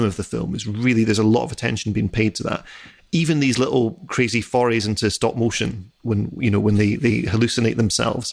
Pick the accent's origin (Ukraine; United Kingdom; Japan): United Kingdom; Edinburgh, Scotland; growing up in Edinburgh